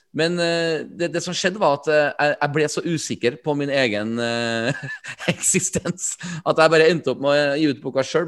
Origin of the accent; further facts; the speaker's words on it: Trøndelag, Norway; Jeg er jo trønder